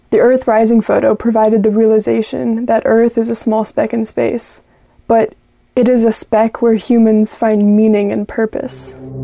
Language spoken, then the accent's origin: English; Birmingham, Alabama, United States; I am from Birmingham, Alabama